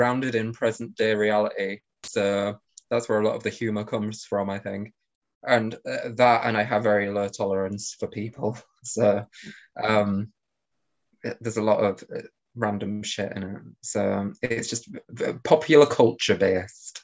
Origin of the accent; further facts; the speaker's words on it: Hull, Yorkshire and the Humber, United Kingdom; I come from Hull in the UK, which isn't near London